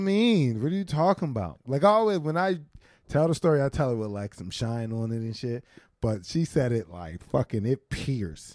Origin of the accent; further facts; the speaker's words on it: Philadelphia, Pennsylvania, United States; now in New York, United States; I'm both a Philadelphian and a New Yorker now